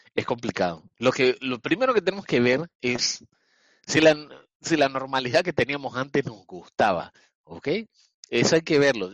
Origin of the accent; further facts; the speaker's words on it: Panama; Yo estoy ahorita mismo en Panamá